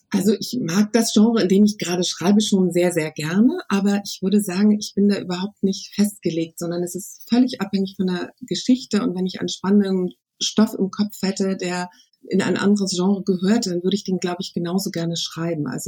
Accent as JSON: {"language": "German", "region": "Berlin", "country": "Germany", "said": "Also ich bin ja Berlinerin und ich würde sagen, am liebsten bin ich eine Wanderin zwischen den"}